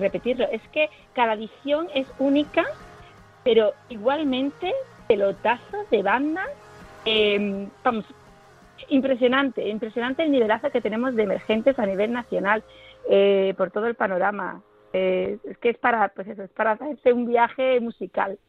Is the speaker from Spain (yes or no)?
yes; Marbella, Andalusia, Spain; En Marbella, por ejemplo, en mi tierra también